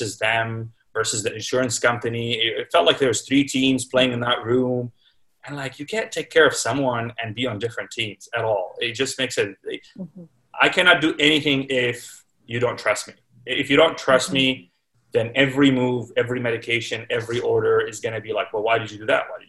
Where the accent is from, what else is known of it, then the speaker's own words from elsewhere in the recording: Toronto, Ontario, Canada; moved away as an adult; also born or lived in Baltimore / New York / Chicago / Kingston; now in Saskatoon, Canada; I grew up in Toronto